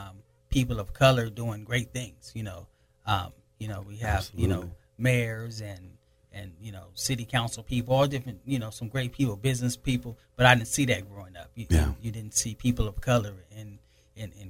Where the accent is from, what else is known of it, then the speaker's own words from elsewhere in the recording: Pomona, California, United States; also born or lived in Lynwood, California; I was just raised out here, actually in the Pomona area